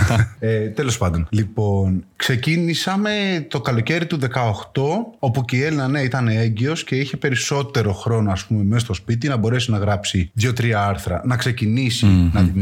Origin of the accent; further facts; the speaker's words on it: Kilkis, Central Macedonia, Greece; κάνω αυτό, αυτό και αυτό. Είμαι από το Κυλκή, ο παλαιό Έλενα, αυτό εδώ είναι από το χωριό να από σένα δίπλα.